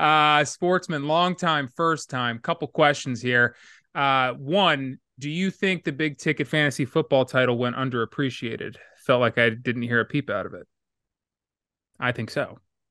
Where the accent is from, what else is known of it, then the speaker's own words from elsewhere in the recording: United States; But I'm from America